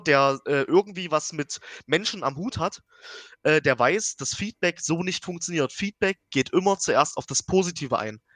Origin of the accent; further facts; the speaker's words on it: Dresden, Saxony, Germany; ich als Dresdner wohne ja schon äh, anderthalb Stunden weit weg.